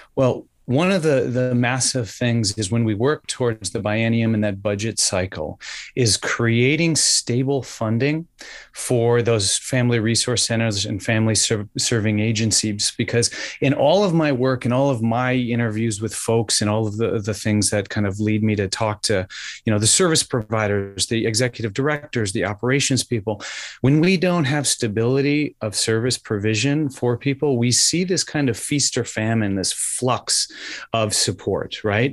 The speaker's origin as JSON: {"language": "English", "region": "Wisconsin", "country": "United States", "moved": "yes", "lives_now": "New Hampshire, United States", "said": "I am originally from Wisconsin."}